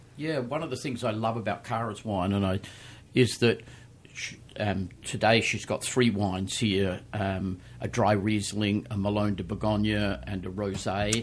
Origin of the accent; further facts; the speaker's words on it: Australia; moved away as an adult; people will probably tell by my accent. Um, I started my wine career in Australia, where I was born.